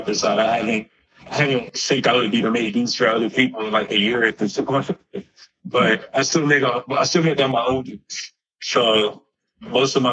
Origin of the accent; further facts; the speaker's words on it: Los Angeles, California, United States; also born or lived in Missouri; I was actually born in Watts. So the Los Angeles area